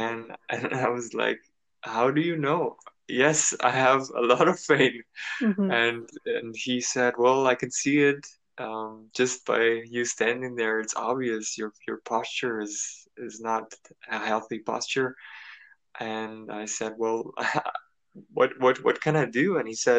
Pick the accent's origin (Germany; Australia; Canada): Germany; moved away as an adult; also born or lived in United States; originally I'm from Germany, and I left Germany at the age of 18 and actually 19